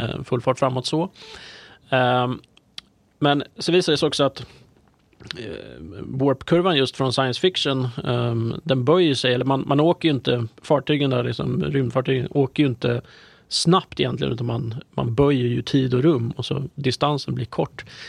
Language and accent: Swedish; Närke, Örebro County, Sweden; jag är ju närking i, i grunden